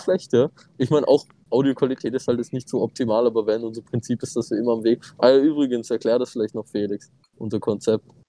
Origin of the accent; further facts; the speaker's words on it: Austria; Aber natürlich sind wir Österreicher